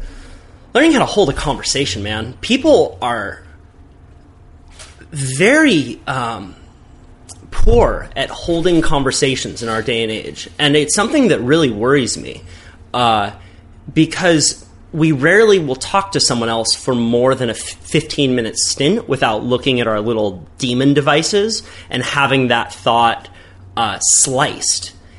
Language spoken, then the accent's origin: English; Santa Cruz, California, United States; Growing up in Santa Cruz, I was never a hunter, so I had all of my preconceived, uneducated ideas about what hunters are, right?